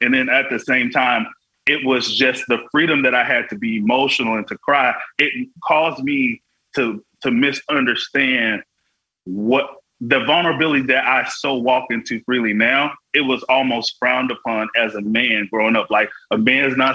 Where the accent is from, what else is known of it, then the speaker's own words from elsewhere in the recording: Florida, United States; all I ever had growing up in Florida was my worship